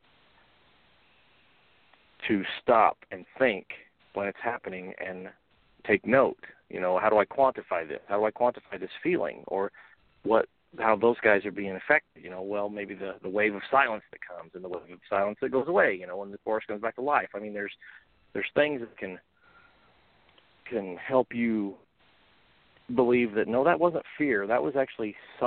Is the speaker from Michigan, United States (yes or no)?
no; Central Illinois, United States; I'm from Central Illinois